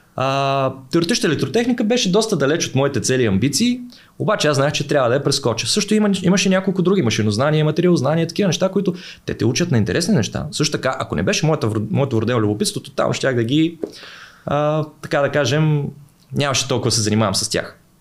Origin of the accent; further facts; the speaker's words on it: Veliko Tarnovo, Veliko Tarnovo Province, Bulgaria; аз съм от Велико Търново